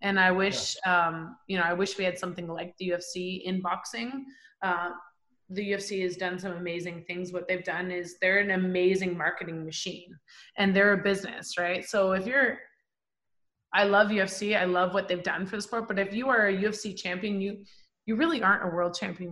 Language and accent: English; Canada; I'm a Canadian